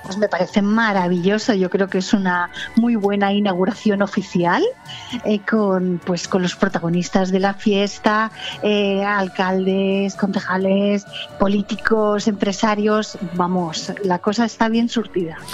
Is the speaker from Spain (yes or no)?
yes; Valencian Community, Spain; como buenos valencianos